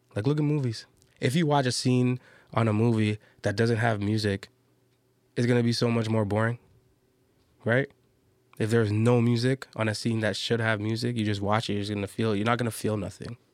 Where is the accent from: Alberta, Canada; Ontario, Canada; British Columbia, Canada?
Ontario, Canada; Toronto; I'm from Toronto